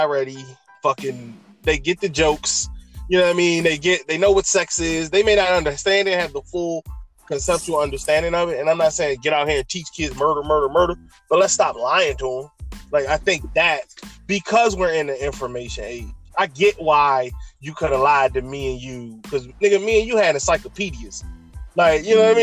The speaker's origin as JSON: {"language": "English", "region": "Maryland", "country": "United States", "tie": "born or raised there", "said": "I grew up in Maryland"}